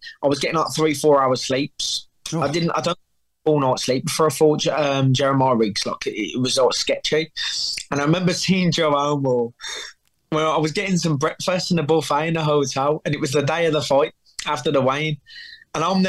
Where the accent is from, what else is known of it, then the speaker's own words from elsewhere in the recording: England, United Kingdom; I come from England